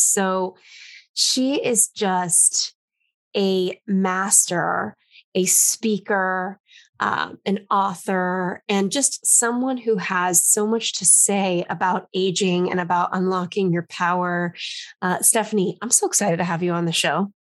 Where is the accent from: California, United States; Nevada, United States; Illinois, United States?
California, United States; Los Angeles; now in New York, United States; I grew up in Los Angeles and I live in New York now